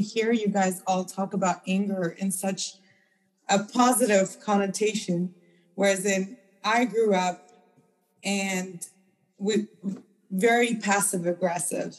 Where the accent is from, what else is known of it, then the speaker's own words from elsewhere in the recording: India; moved away; also born or lived in Afghanistan / Uzbekistan; I was born in Afghanistan and raised in India